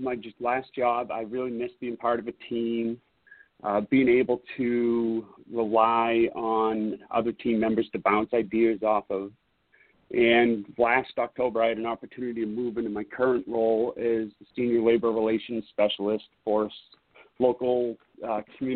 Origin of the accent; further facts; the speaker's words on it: New Hampshire, United States; moved away as an adult; now in Seattle, United States; I grew up in New Hampshire.